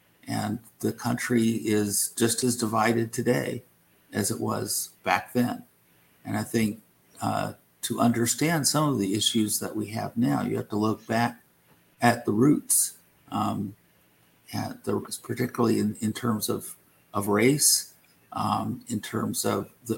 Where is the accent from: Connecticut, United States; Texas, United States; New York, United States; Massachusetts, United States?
Texas, United States; I grew up in Texas back in the days of segregation, and you still had, you know, separate water fountains